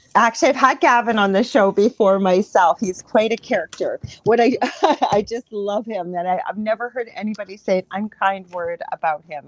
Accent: Canada; I'm a Canadian clairvoyant medium

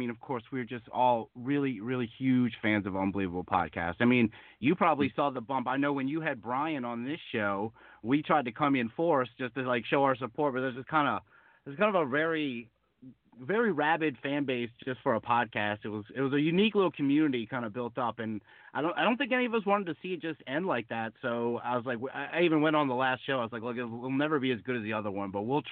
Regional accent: Louisiana, United States; I'm from Louisiana.

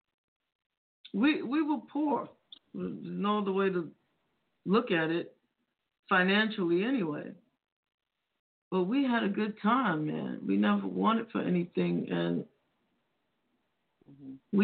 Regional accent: New York City, New York, United States; I grew up in the Bronx

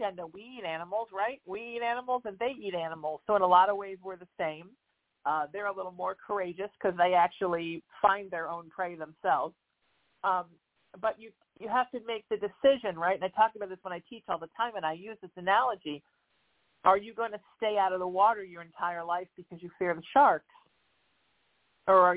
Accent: Huntington Beach, California, United States; I grew up in Surf City in Huntington Beach, California

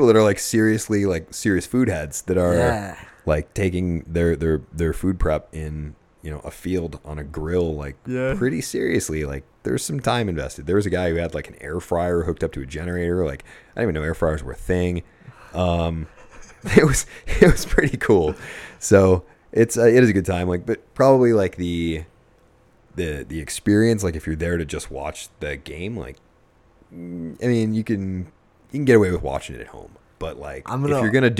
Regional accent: Buffalo, New York, United States; now in Arizona, United States; I did. New York, so I was rooting for the Sabres. Yeah, I don't know. Since I've lived in Arizona, though, I do root for, you know, Arizona teams.

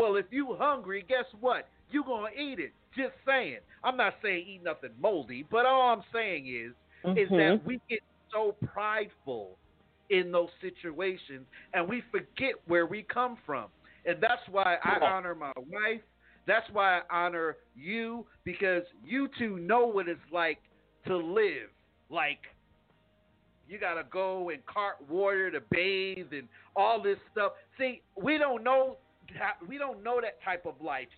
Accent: United States; I'm from New York

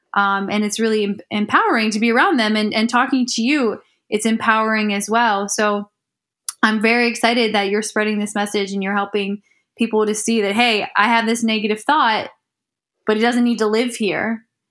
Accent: Ohio, United States; I'm from Ohio. Mm-hmm. Um, born and raised

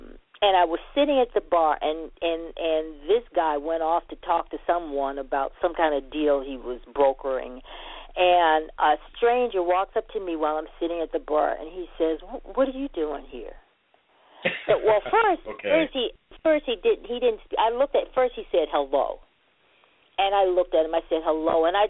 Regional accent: Montgomery, Alabama, United States; born there; also born or lived in New York, United States; because I was born in Montgomery, Alabama, and so and with my grandparents in Montgomery, I would stay with them 2-3 years, and then I would be sent to an aunt in New York.

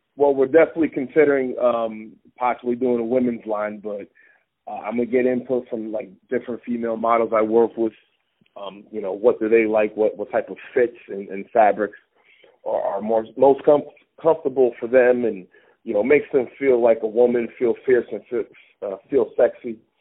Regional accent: Pennsylvania, United States; I'm from Pennsylvania

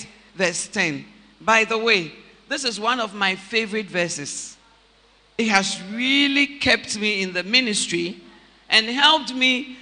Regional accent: Takoradi, Western Region, Ghana; moved away; also born or lived in Accra; I'm born, bred, and battered in Takoradi

